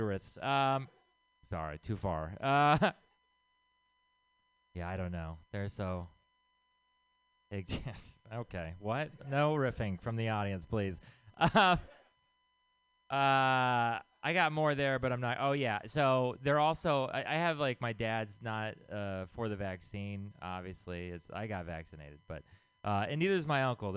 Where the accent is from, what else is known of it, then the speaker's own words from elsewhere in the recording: the South, United States; I'm from the South